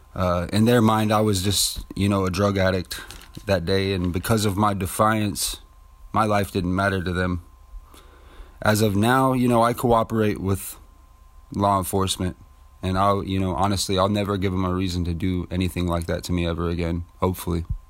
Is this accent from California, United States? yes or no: yes; Ceres, California, United States; also born or lived in Modesto; I was raised in the Central Valley of California, more specifically Ceres and Modesto area